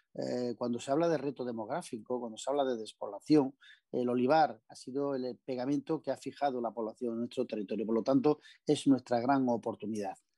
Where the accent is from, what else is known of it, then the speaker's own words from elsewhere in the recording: Bedmar, Jaén, Andalusia, Spain; estando de concejal en mi pueblo